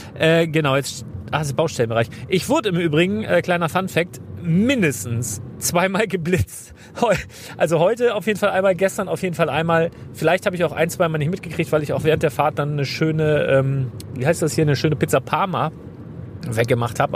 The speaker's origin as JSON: {"language": "German", "region": "Northern Germany", "country": "Germany", "said": "für mich als Norddeutscher"}